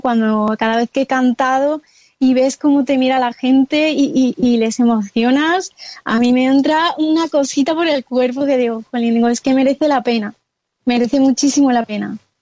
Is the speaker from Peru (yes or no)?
no; Córdoba, Andalusia, Spain; now in Madrid, Spain; actualmente estoy en mi tierra natal, que está situada en el sur de España, en, Córdoba